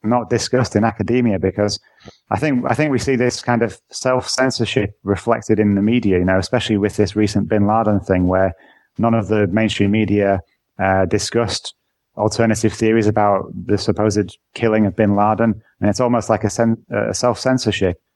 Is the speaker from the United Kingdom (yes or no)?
yes; England, United Kingdom; now in Netherlands; I'm from England, but I actually live in the Netherlands